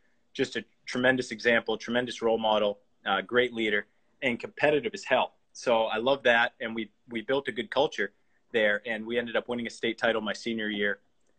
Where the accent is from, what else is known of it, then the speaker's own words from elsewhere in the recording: South Portland, Maine, United States; I'm from South Portland, Maine, and I grew up here. I've lived here my whole life.